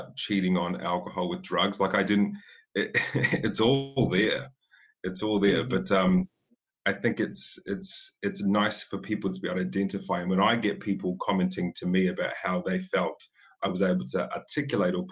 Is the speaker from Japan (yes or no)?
no; New Zealand; I'm a New Zealander